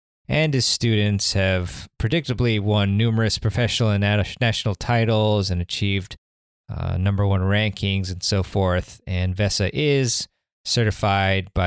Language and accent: English; Maryland, United States; Maryland is my home state